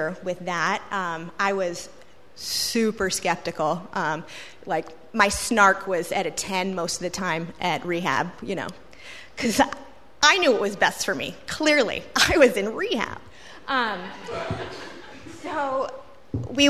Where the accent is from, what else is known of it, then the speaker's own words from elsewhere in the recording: Richmond, Virginia, United States; now in Norfolk, United States; I grew up in Richmond.